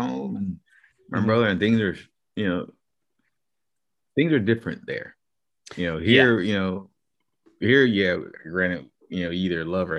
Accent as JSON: {"language": "English", "region": "South Carolina", "country": "United States", "tie": "born or raised there", "moved": "yes", "lives_now": "Tampa, United States", "said": "I go back to my hometown, go back to South Carolina."}